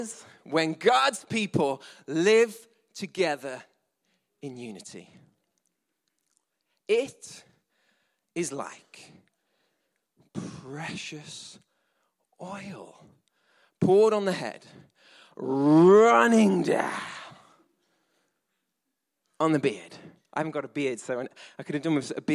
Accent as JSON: {"language": "English", "region": "England", "country": "United Kingdom", "said": "we're English."}